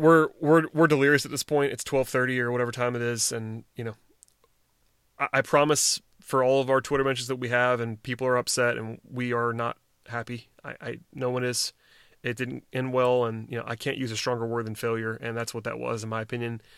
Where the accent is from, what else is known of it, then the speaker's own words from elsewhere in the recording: Gwinnett County, Georgia, United States; I'm from Gwinnett County, and I watched Brian McCann play in high school, and I went to high school with Jeff Francoeur